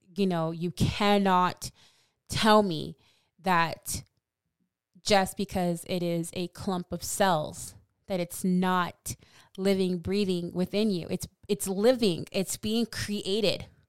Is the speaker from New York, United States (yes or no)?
no; California, United States; I'm from California